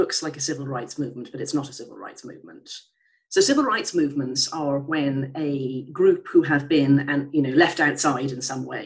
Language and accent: English; Ireland; I'm Irish.